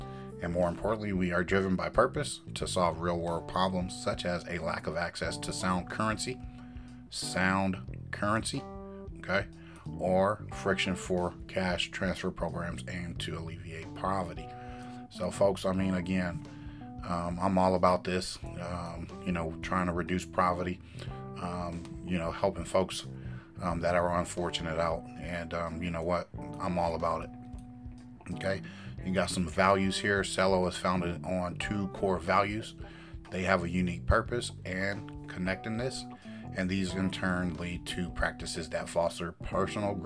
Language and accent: English; United States; for me being American